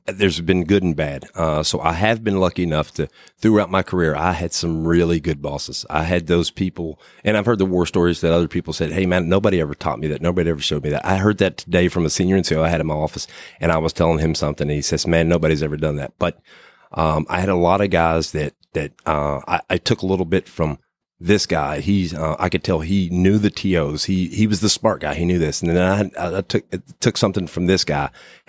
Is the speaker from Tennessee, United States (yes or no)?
no; Huntington, West Virginia, United States; I'm originally from Huntington, West Virginia, a little small town in West Virginia, but I guess it's a big city for West Virginia.